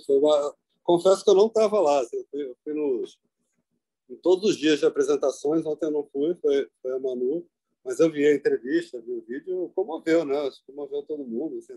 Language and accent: Portuguese; Brasília, Federal District, Brazil; moved away; sou de Brasília, né?